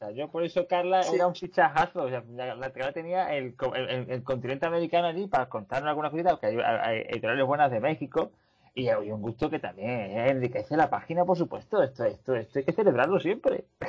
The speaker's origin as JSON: {"language": "Spanish", "town": "Seville", "region": "Andalusia", "country": "Spain", "said": "como sevillano"}